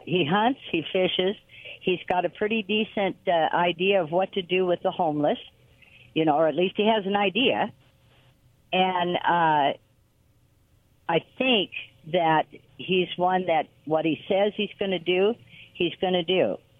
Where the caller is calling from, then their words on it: Quincy, Massachusetts, United States; from Quincy.